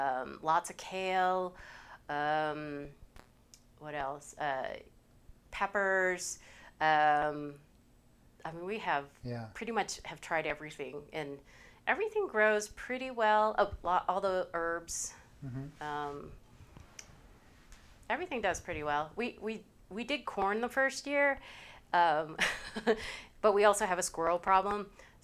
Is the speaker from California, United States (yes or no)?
yes; San Diego, California, United States; moved away as an adult; also born or lived in Philadelphia; now in Colorado, United States; I am originally from California. Yeah, which part? San Diego.